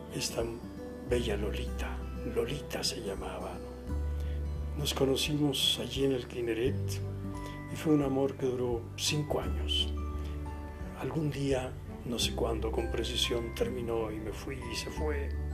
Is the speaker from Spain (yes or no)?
no; Guasave, Sinaloa, Mexico; moved away; por mi pueblo, Guasave, Sinaloa